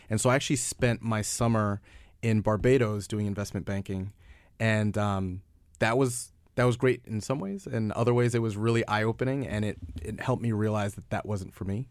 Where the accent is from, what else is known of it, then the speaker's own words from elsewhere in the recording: New York, United States; I'm from New York